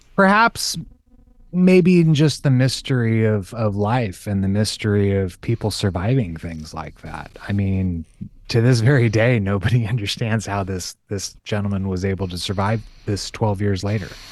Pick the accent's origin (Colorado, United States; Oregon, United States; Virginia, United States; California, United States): California, United States; was born and raised in California